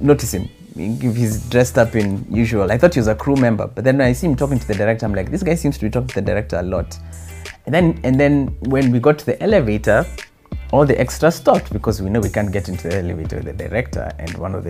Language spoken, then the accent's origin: English; Kenya; accent: Kenyan; moved away as an adult; now in United States; I'm from Kenya.